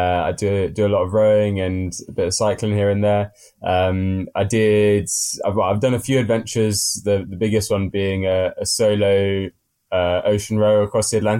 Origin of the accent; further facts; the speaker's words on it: Windsor, South East England, United Kingdom; moved away as an adult; now in Swansea, United Kingdom; I'm from Windsor area, so where the Queen has her lovely castle